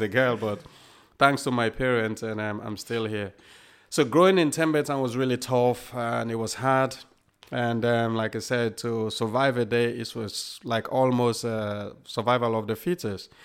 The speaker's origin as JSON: {"language": "English", "town": "Freetown", "region": "Western Area", "country": "Sierra Leone", "tie": "born or raised there", "also_born_or_lived": "England", "moved": "yes", "lives_now": "United Kingdom", "said": "I was born in Sierra Leone, and, um, grew up in Sierra Leone, obviously, and until the Civil War started"}